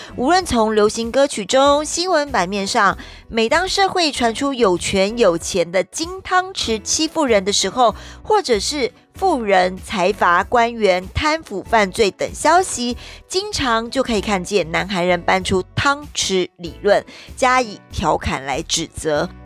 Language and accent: Chinese; Taiwan; 我们台人